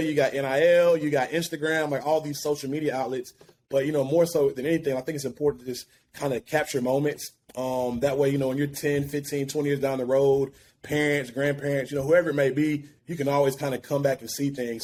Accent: Alabaster, Alabama, United States; moved away as an adult; also born or lived in Birmingham, Alabama; now in Atlanta, United States; originally from Birmingham, actually, um, my hometown, Alabaster, Alabama.

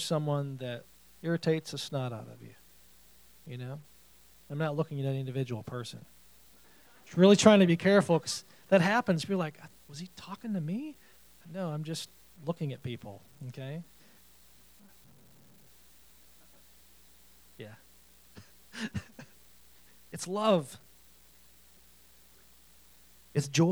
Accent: New York, United States; I'm a New Yorker

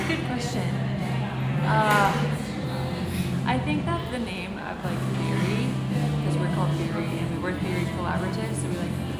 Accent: Arkansas, United States; now in Texas, United States

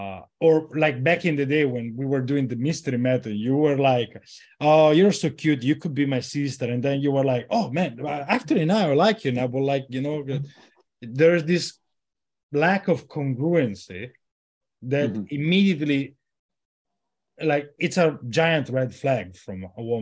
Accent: Italy; No, of course I'm from Italy.

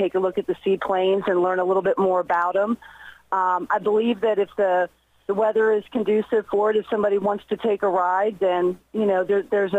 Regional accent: Northern Kentucky, United States; moved away; I grew up in Northern Kentucky

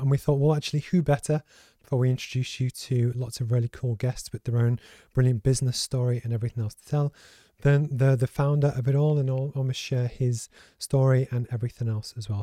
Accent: Liverpool, North West England, United Kingdom; I grew up in the Northwest, as you know, so in Liverpool, and I was raised by a single parent.

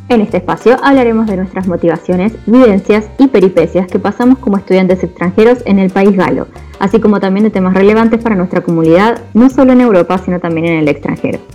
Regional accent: Argentina; moved away as an adult; now in Paris, France; soy argentina, estoy estudiando sistemas políticos internacionales en Sciences Po

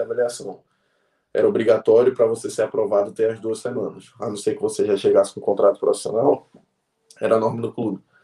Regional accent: Caruaru, Pernambuco, Brazil; now in Portugal; Eu nasci em Caruaru, no interior

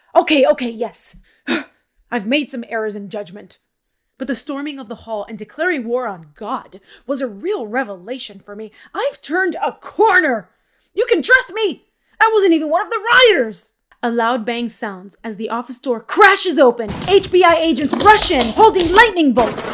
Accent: Miami, Florida, United States; I grew up in Miami in, you know, in low-income areas

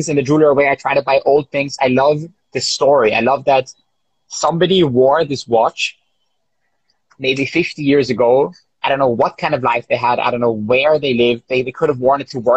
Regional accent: Israel; now in Vienna, Austria; I'm from Israel, I'm from an Oriental family

